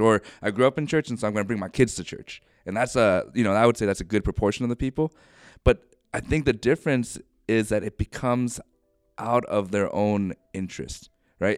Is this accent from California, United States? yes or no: no; Ohio, United States; moved away as an adult; also born or lived in New York; now in Bothell, United States; I grew up in Ohio